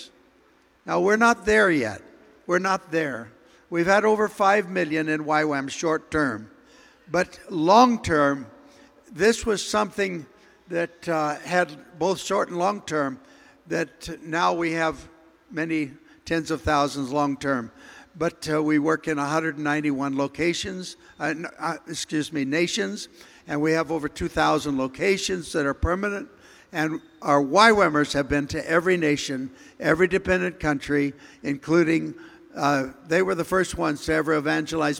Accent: near Santa Monica, California, United States; I grew up near Santa Monica

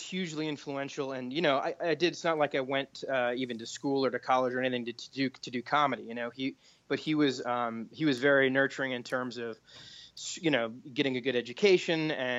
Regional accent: Beverly, Massachusetts, United States; I was born in Beverly, Massachusetts, and kind of grew up in that area

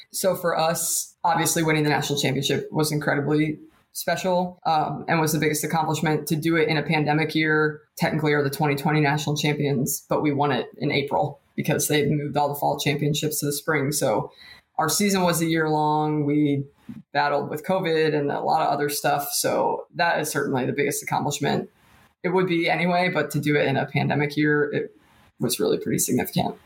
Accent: State College, Pennsylvania, United States; moved away as an adult; now in Lexington, United States; that's my hometown

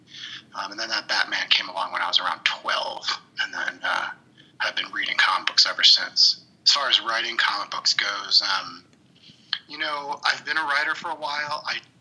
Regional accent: Liverpool, New York, United States; also born or lived in Long Island, New York / Oswego, New York; now in Chicago, United States; I grew up in Syracuse, New York. In Liverpool, which is just outside of Syracuse. I'm in Chicago now

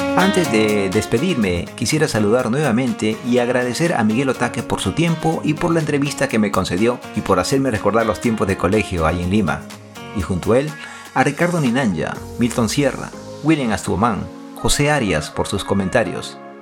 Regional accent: Nagoya, Aichi, Japan; Soy de Nagoya y soy una mujer japonesa nacida y criada en Japón

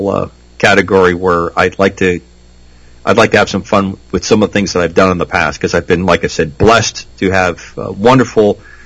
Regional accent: New England, United States; moved away as an adult; I grew up in New England. I was away for a long time in the military. I've been back about 10, 12 years. I just love Rhode Island

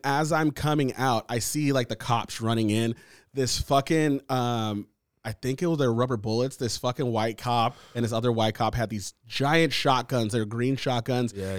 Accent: United States; I'm American. I was born here

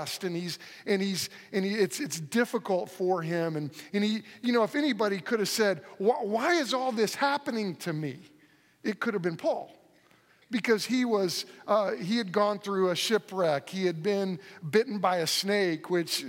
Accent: Moore, Oklahoma, United States; I grew up in Moore, Oklahoma, and where all the tornadoes come through. So I grew up there my whole life

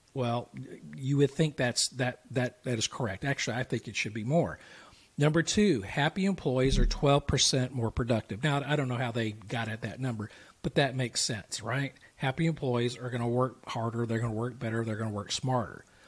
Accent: the South, United States; I'm from the South

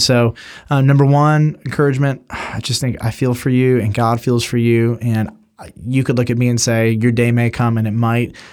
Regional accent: United States

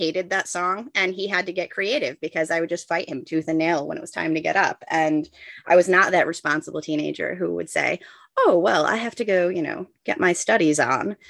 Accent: New York, United States; moved away; I grew up in New York.

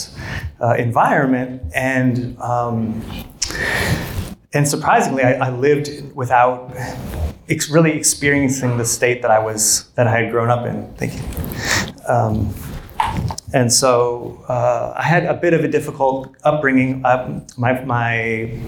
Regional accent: Fairbanks, Alaska, United States; moved away; Growing up in Fairbanks, it's in the heart of Alaska.

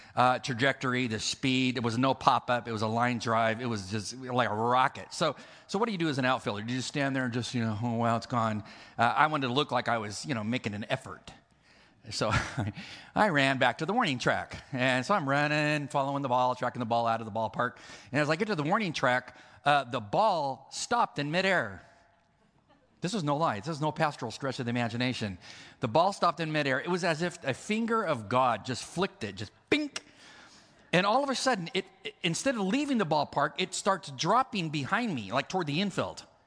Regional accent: California, United States; I'm from California

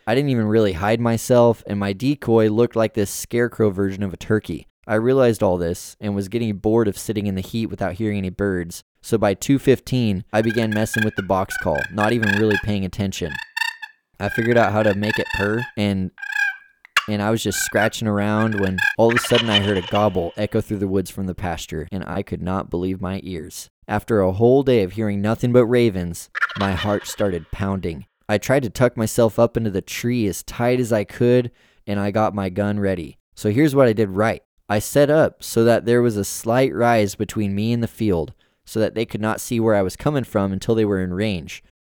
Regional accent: rural Yamhill County, Oregon, United States; the coastal mountains, which stood just outside of my hometown.

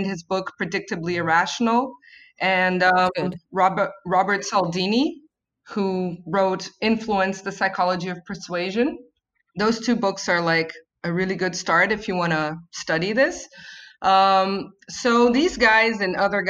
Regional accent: Rio de Janeiro, Brazil; at least here in Brazil, I'm from Rio

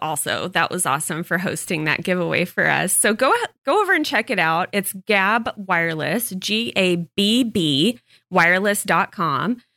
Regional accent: Texas, United States; moved away; I grew up on it in Texas

